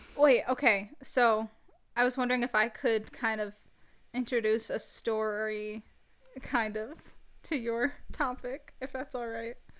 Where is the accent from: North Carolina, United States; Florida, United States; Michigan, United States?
Michigan, United States; I'm from the United States. I'm from Michigan